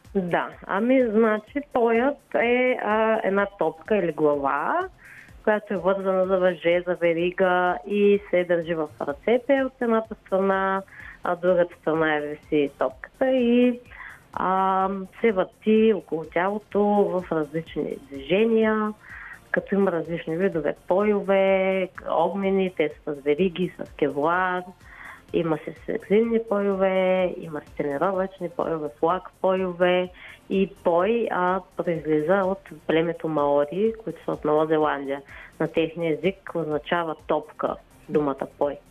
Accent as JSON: {"language": "Bulgarian", "region": "Gabrovo Province", "country": "Bulgaria", "tie": "born or raised there", "said": "аз съм си от Габрово родом"}